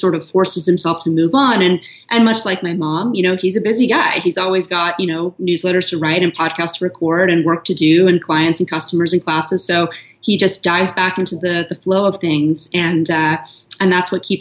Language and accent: English; Los Angeles, California, United States; moved away; Los Angeles, which is my hometown